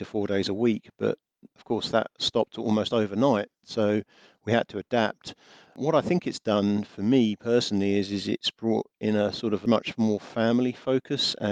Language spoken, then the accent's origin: English; England, United Kingdom; being English